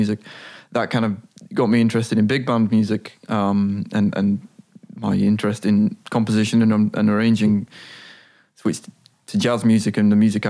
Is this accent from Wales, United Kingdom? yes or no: no; Blackpool, North West England, United Kingdom; moved away as an adult; now in Amsterdam, Netherlands; I moved here when I was 18 from Blackpool in the northwest of England.